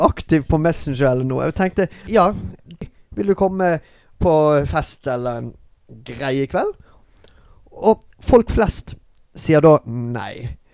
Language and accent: Norwegian; Bergen, Vestland, Norway; moved away as an adult; also born or lived in Singapore; jeg er den eneste norske, jeg er eneste fra Bergen